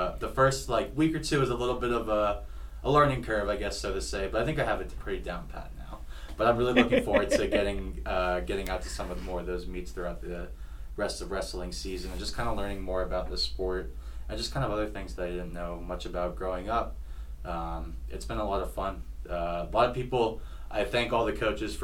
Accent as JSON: {"language": "English", "region": "Virginia", "country": "United States", "tie": "born or raised there", "also_born_or_lived": "Hawaii / Alabama", "moved": "as an adult", "lives_now": "Washington, United States", "said": "I grew up in Virginia"}